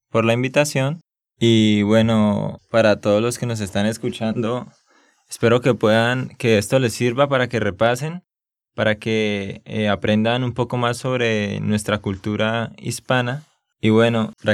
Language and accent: Spanish; Santander, Colombia; sí, es que yo soy de Santander y hablamos pues así. Eso que ahora estoy hablando un poco más despacio